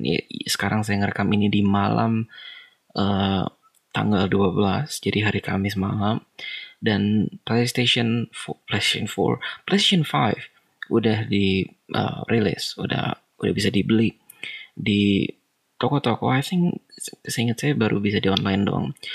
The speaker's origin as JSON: {"language": "Indonesian", "town": "Bandung", "region": "West Java", "country": "Indonesia", "said": "Di Bandung ada satu. Wow, that's kota saya"}